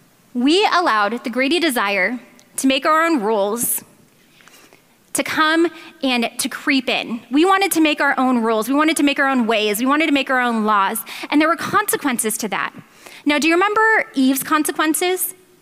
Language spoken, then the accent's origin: English; Philadelphia, Pennsylvania, United States; also born or lived in Southern California; I was raised in Philadelphia, but in a rough neighborhood.